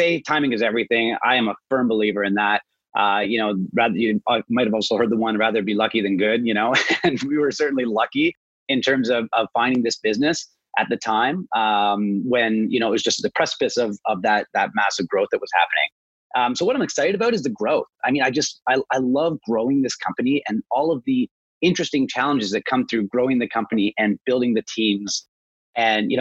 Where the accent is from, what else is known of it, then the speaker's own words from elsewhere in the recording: Toronto, Ontario, Canada; also born or lived in British Columbia; I grew up kind of outside of Toronto, but I've always been around Toronto